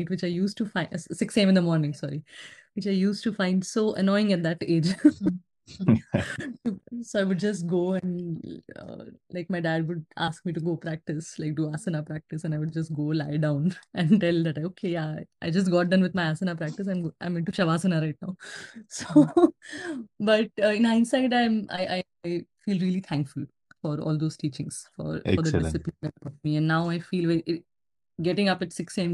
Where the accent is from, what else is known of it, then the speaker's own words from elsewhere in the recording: central India, India; now in San Francisco Bay Area, United States; I was born and raised in Central India, but now I live in SF Bay Area, San Francisco Bay Area.